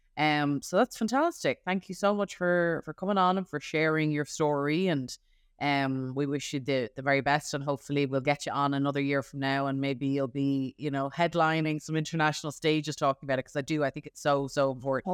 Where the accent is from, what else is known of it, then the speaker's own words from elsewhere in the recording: Ireland; a female teenage girl growing up in Ireland